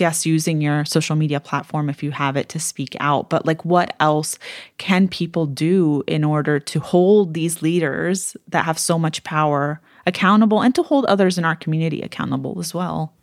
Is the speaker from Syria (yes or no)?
yes; Syria; I was from Syria